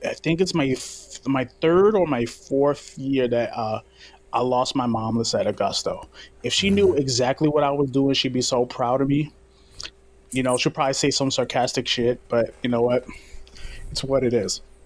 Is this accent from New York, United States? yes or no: yes; New York City, New York, United States; I'm a kid from Brooklyn